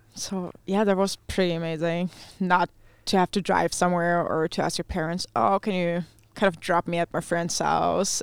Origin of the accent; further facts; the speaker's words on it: Neuwied, Rhineland-Palatinate, Germany; first language German; English is a second language; moved away as an adult; also born or lived in Iowa, United States; My hometown is called Neuwied